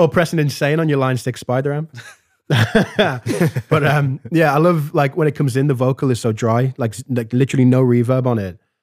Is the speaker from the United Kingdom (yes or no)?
yes; Liverpool, North West England, United Kingdom; I grew up in Hareton Village in Liverpool